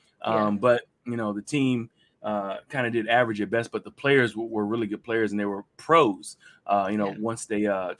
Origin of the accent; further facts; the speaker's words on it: Hampton Roads, Virginia, United States; I'm one of the few people who are originally from Hampton Roads.